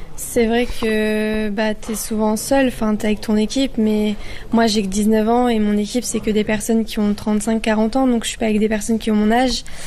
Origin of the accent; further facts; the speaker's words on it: Lyon, Auvergne-Rhône-Alpes, France; now in Cannes, France; je suis lyonnaise, j'ai mes parents qui vivent à Lyon, moi je vis vers Cannes